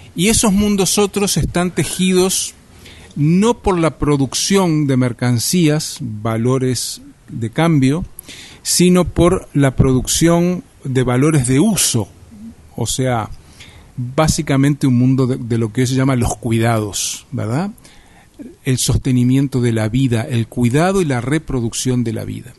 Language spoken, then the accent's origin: Spanish; Uruguay; also born or lived in Montevideo; soy uruguayo, vivo en Montevideo